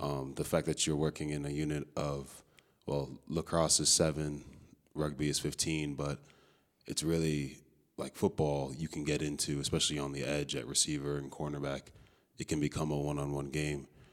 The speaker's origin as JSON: {"language": "English", "town": "Chicago", "region": "Illinois", "country": "United States", "tie": "born or raised there", "also_born_or_lived": "Amherst", "moved": "as an adult", "said": "I'm from Chicago, Illinois. Uh, grew up playing football and lacrosse out there"}